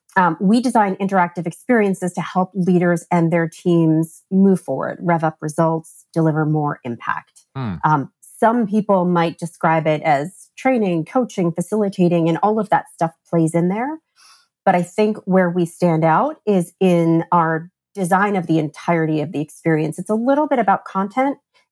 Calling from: New Jersey, United States; I am recording from New Jersey.

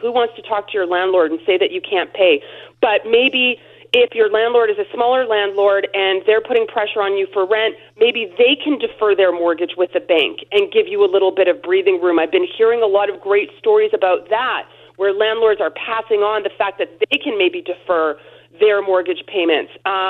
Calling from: Alberta, Canada; I'm calling you from Alberta today.

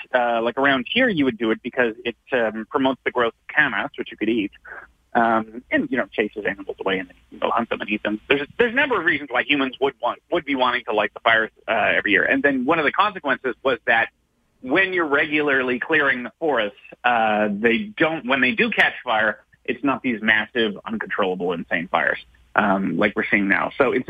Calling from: Victoria, British Columbia, Canada; So I'm speaking here from Victoria. Victoria, the only reason it's here, why the BC capital is here

